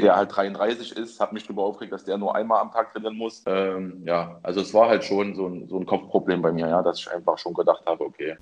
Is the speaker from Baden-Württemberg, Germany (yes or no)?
no; Leipzig, Saxony, Germany; Ich bin gebürtiger Leipziger